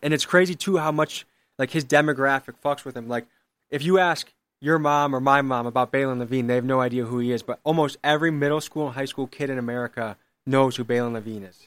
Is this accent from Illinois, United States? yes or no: yes; Crystal Lake, Illinois, United States; moved away as an adult; now in Milwaukee, United States; I grew up in Illinois